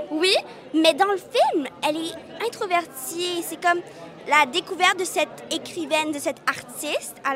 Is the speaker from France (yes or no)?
no; Vietnam; moi je suis née au Vietnam, on a vécu là-bas, euh, mais on n'a pas vécu les boat people, le trajet, puis tout ça.